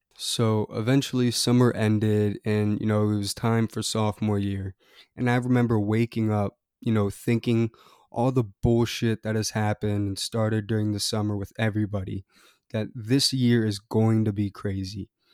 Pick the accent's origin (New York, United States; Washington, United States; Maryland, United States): Maryland, United States; Annapolis; I grew up in Annapolis, Maryland, a little city between Baltimore and D C